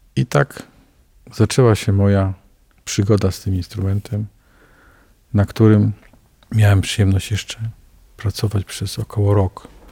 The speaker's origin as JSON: {"language": "Polish", "country": "Poland", "tie": "born or raised there", "said": "To jest kościół mojego dzieciństwa, ponieważ ja się wychowałem na starówce"}